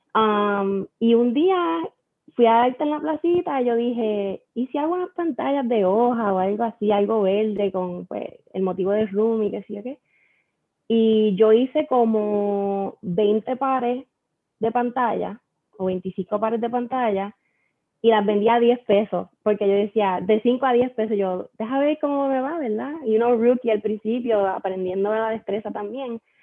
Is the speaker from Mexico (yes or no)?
no; Aguadilla, Puerto Rico; also born or lived in Mayagüez; yo soy de Aguadilla, siempre he sido de Aguadilla all my life.